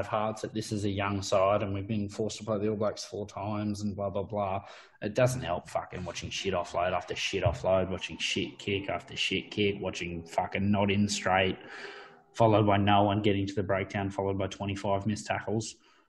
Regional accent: Australia; We love it as Aussie fans.

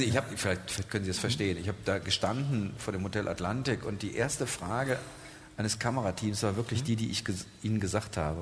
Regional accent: Germany; Wir als Deutsche

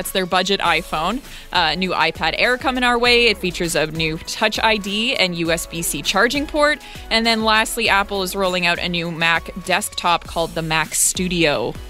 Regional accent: Edmonton, Alberta, Canada; moved away; growing up in Edmonton

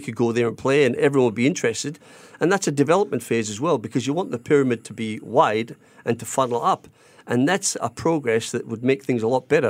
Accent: Australia; moved away as an adult; also born or lived in Scotland / Germany / Netherlands / England; I grew up in Australia

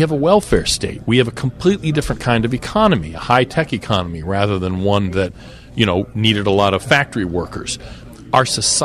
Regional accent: Lakewood, Ohio, United States; moved away; I grew up in Lakewood

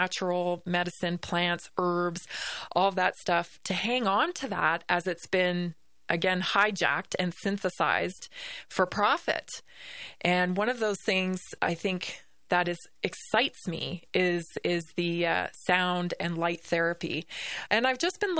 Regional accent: Victoria, British Columbia, Canada; I grew up in the Pacific Northwest, of course, on Vancouver Island, Victoria, BC

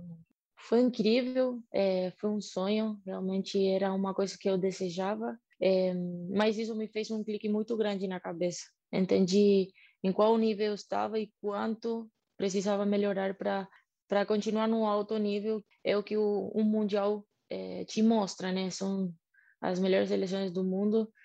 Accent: Argentina; Portuguese is a second language; moved away as an adult; now in Brazil

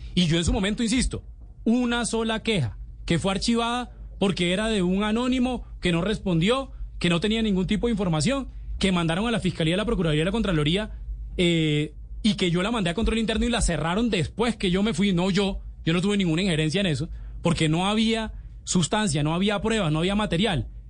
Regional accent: Valledupar, Cesar, Colombia; moved away; ella es de Valledupar y yo soy de Valledupar

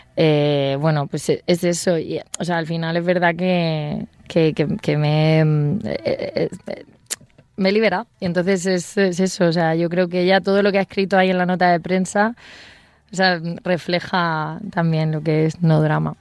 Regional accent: Region of Murcia, Spain; en mi tierra, en mi Murcia

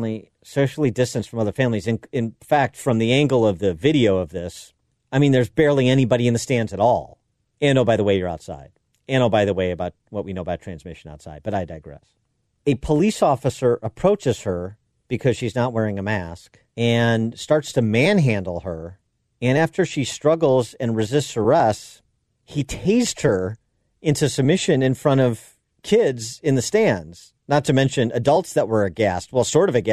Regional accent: Illinois, United States

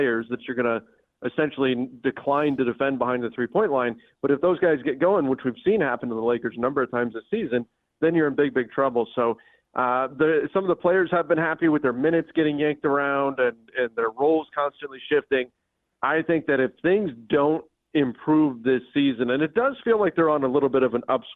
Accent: Southern California, United States; I grew up in Southern California when the Rams left.

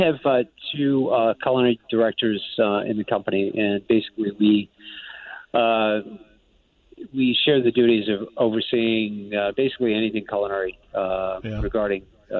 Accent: Providence, Rhode Island, United States; I'm originally from Providence, Rhode Island

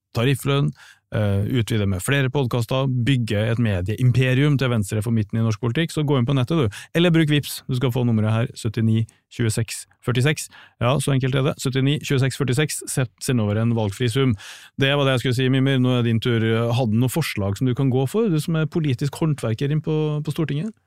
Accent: Trondheim, Trøndelag, Norway; nå er jeg fra Trondheim

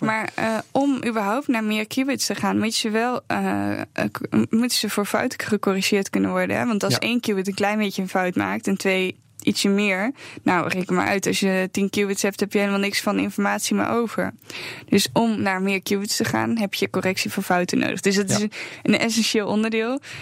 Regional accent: Netherlands; wij zijn Nederlanders.

